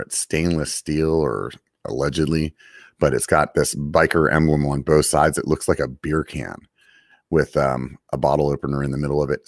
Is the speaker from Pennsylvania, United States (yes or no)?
yes; Pennsylvania, United States; moved away; growing up back in Pennsylvania